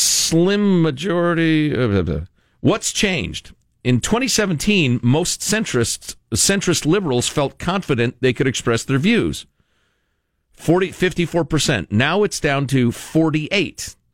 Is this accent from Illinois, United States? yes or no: yes; Chicago, Illinois, United States; I grew up in Chicagoland, and you're either a Cubs fan or a Sox fan.